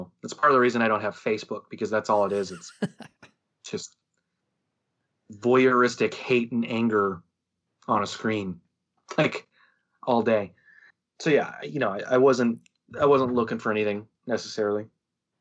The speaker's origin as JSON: {"language": "English", "town": "St. Louis", "region": "Missouri", "country": "United States", "said": "Oh, St. Louis, Missouri"}